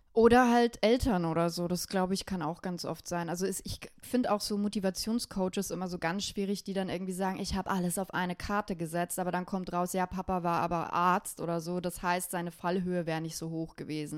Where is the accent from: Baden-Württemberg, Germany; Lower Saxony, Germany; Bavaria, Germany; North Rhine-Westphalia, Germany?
Bavaria, Germany; Ich komme aus Bayern